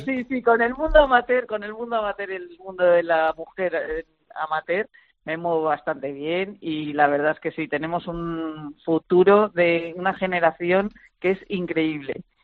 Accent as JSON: {"language": "Spanish", "country": "Spain", "said": "yo como española"}